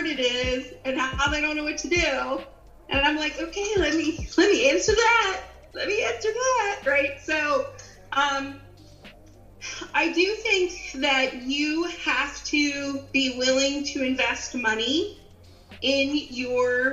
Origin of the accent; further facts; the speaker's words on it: Philadelphia, Pennsylvania, United States; accent: Philly; I grew up in Philadelphia, and if you get me mad, I'll probably get my old Philly accent out